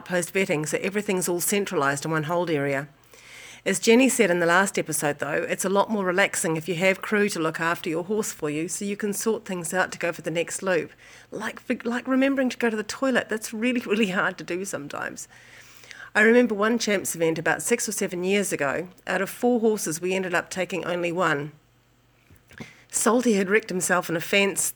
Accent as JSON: {"language": "English", "country": "New Zealand", "said": "from New Zealand"}